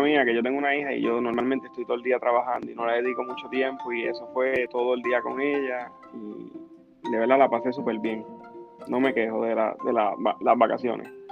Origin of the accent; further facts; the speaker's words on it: Aguadilla, Puerto Rico; soy de Aguadilla